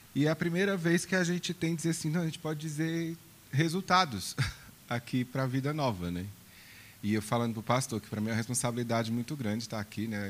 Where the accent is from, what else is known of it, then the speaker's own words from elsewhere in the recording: Brazil; eu, como brasileiro